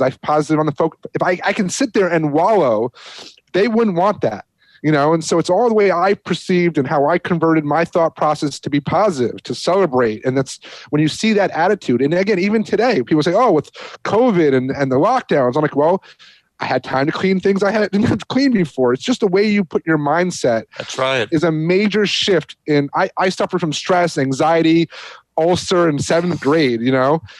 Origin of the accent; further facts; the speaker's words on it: New York, United States; moved away; I'm a New Yorker